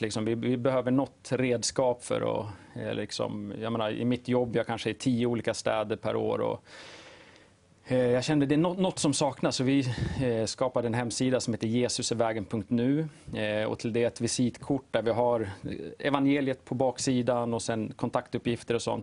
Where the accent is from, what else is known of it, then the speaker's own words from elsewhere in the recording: Uppsala, Uppsala County, Sweden; jag bor i Uppsala, född och uppvuxen där